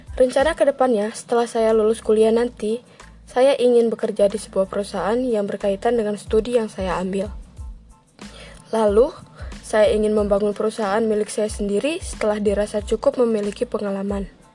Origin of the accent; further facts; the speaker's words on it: Way Kanan Regency, Lampung, Indonesia; asal dari Kabupaten Wekanan Lampung